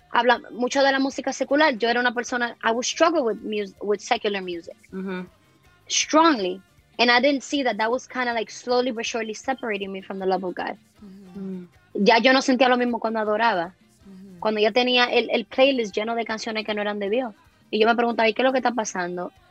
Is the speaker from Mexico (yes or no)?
no; Dominican Republic; ahí que yo soy dominicana.